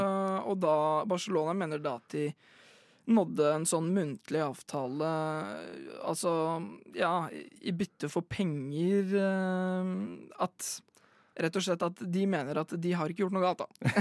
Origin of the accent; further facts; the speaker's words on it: Tønsberg, Vestfold, Norway; i lokalfotballen i Tønsberg, der vi er fra